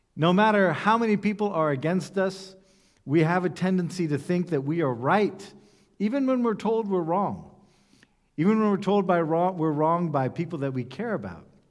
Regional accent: United States; I come from the United States

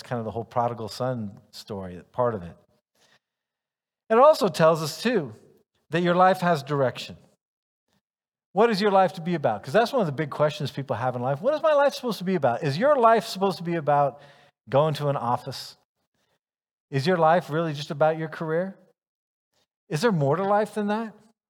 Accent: Ghana; also born or lived in United States; I'm a American, male, white, comes from an upper middle class, probably you could say family. And yet, even though there are other people who could say that same description, on top of that, though, I lived my childhood in Ghana

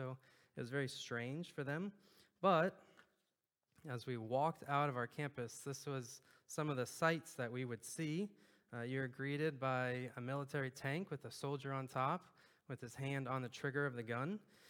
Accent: Clearwater, Florida, United States; And it's kind of funny because we came from Florida, right on the beach there in Clearwater, Tampa area, and we moved to the furthest place in the world from a large body of water.

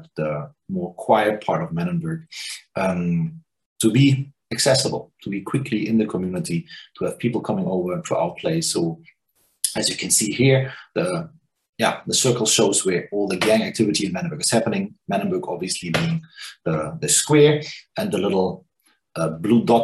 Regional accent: Germany; also born or lived in New Zealand; now in Cape Town, South Africa; I'm from Germany

